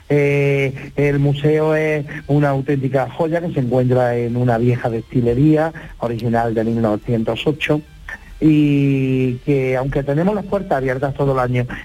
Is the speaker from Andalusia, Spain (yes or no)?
yes; Rute, Andalusia, Spain